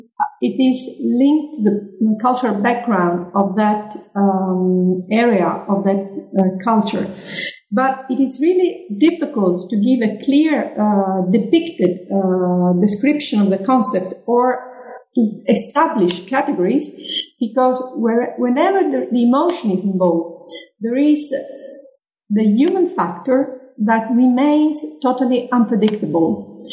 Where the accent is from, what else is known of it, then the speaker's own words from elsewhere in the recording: Sicily, Italy; English is a second language; And I come from Sicily. I come from the Mediterranean area.